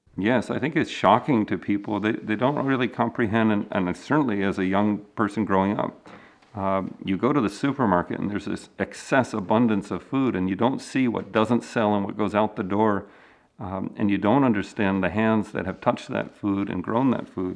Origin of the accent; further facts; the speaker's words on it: Maryland, United States; moved away; I grew up in the Mid-Atlantic in Maryland